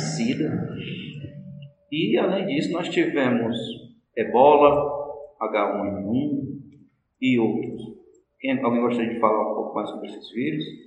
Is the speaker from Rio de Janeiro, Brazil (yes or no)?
no; Fortaleza, Ceará, Brazil; sou daqui mesmo de Fortaleza